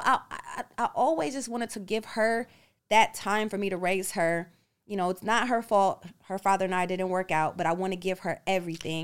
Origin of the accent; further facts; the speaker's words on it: United States; moved away as an adult; an American uh, citizen and being born here